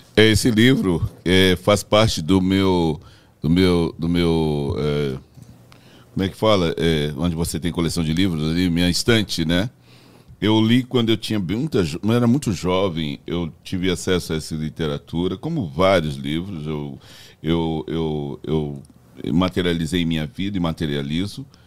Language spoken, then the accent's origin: Portuguese; Brazil; also born or lived in Belo Horizonte / São Paulo; eu sou brasileiro